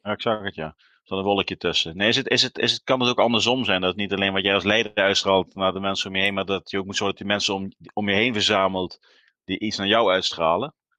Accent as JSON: {"language": "Dutch", "region": "South Limburg", "country": "Netherlands", "said": "ik kom ook uit Zuid-Limburg"}